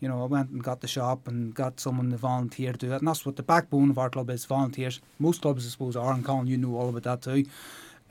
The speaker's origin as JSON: {"language": "English", "town": "Ballynahinch", "region": "Northern Ireland", "country": "United Kingdom", "tie": "born or raised there", "moved": "as an adult", "lives_now": "Warrenpoint, United Kingdom", "said": "I grew up in Ballinahinch"}